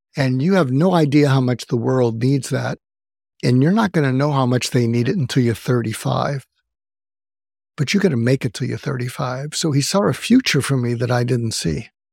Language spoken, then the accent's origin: English; outside of Boston, Massachusetts, United States; moved away as an adult; also born or lived in Los Angeles; I grew up outside of Boston.